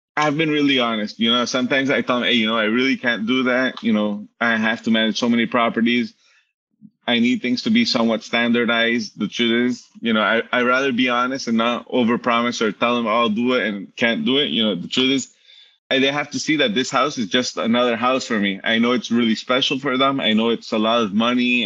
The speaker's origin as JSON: {"language": "English", "country": "Aruba", "tie": "born or raised there", "also_born_or_lived": "Miami, United States", "said": "I, was born in Miami, so Miami, okay. um, Poland, Colombia, and lived all my life in Aruba"}